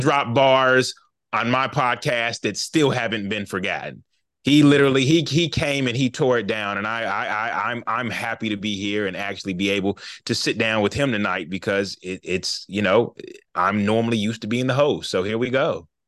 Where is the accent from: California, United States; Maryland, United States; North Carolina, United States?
North Carolina, United States; Charlotte; I'm from Charlotte, North Carolina. We both went to school together